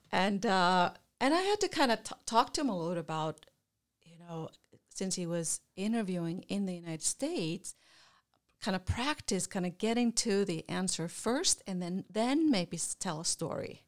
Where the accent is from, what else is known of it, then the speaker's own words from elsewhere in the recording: Iceland; moved away; I'm, I'm from Iceland originally.